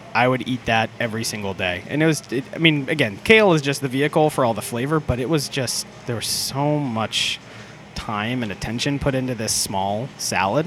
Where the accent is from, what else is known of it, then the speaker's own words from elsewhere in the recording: Orlando, Florida, United States; I grew up in Orlando, Florida